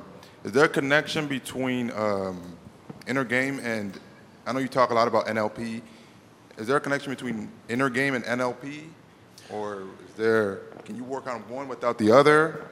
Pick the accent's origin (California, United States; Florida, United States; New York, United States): New York, United States; now in Houston, United States; I'm from New York, too, but I live in Houston.